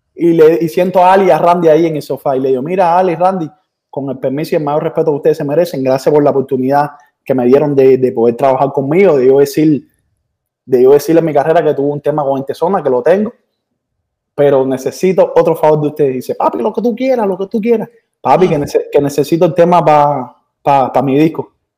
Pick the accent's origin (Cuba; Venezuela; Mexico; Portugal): Cuba; now in Miami, United States